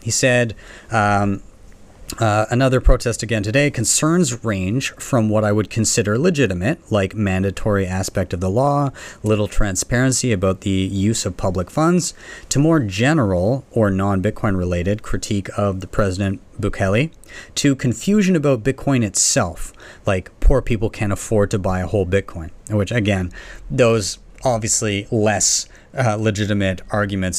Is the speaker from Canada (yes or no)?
yes; Canada; I'm from Canada